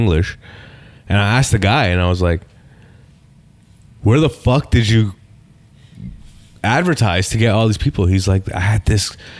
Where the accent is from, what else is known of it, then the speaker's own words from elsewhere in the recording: Toronto, Ontario, Canada; So I'm from Rexdale. I had 12 white people in my high school